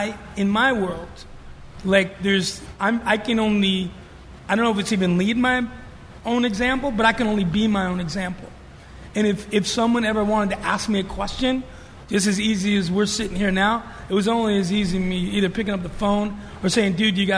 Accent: New York City, New York, United States; moved away; growing up in New York

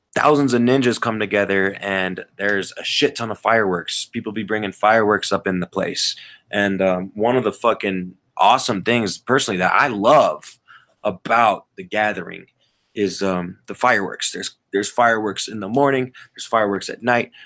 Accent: Colorado, United States; I'm from Colorado, and um, I live here. This is my home state

